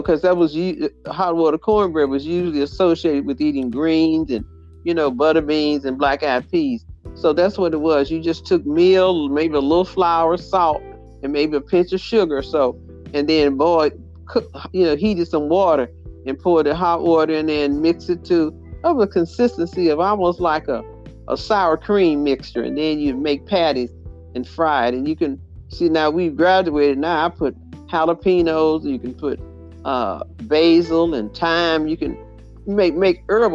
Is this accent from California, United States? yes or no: no; Mississippi, United States; We had a fireplace when we were growing up in Mississippi